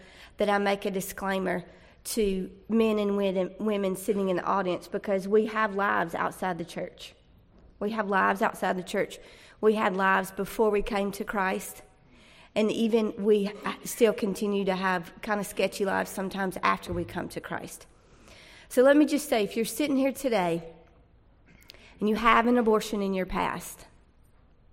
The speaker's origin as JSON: {"language": "English", "town": "Fuquay-Varina", "region": "North Carolina", "country": "United States", "said": "I'm from Fuquay"}